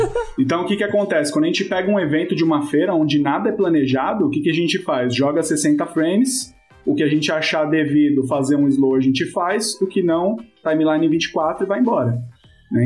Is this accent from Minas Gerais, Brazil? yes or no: no; São Paulo, Brazil; sou de São Paulo